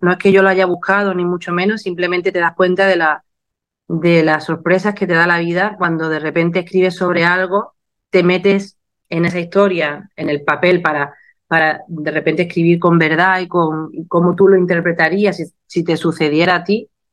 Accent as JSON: {"language": "Spanish", "town": "Málaga", "region": "Andalusia", "country": "Spain", "said": "he tenido muchos reconocimientos en mi tierra, como la medalla de oro de mi ciudad"}